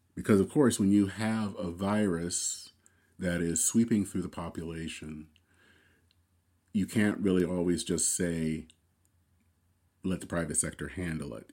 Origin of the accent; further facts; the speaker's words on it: United States; I am very proud as an American